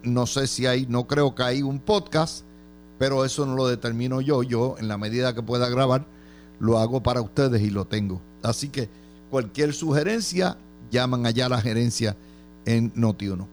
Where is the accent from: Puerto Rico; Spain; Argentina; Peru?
Puerto Rico; Nosotros los puertorriqueños somos con ciudadanos americanos